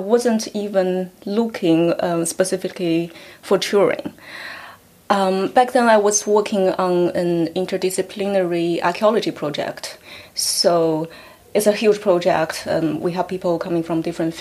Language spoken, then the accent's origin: English; China; moved away as an adult; also born or lived in Hong Kong; now in United Kingdom; Well, I come from China. I grew up in China before I went to university.